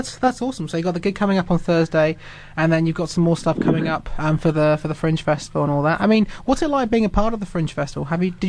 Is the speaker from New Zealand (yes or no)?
yes; Christchurch, Canterbury, New Zealand; I'm from Christchurch.